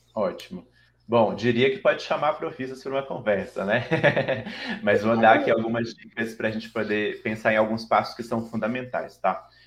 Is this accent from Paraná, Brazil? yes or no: no; Belo Horizonte, Minas Gerais, Brazil; accent: mineiro; moved away as an adult; now in São Paulo, Brazil; eu sou mineiro de BH. Talvez o meu sotaque já me entregue, apesar de morar cinco anos e meio em São Paulo, né? Minas nunca vai sair de mim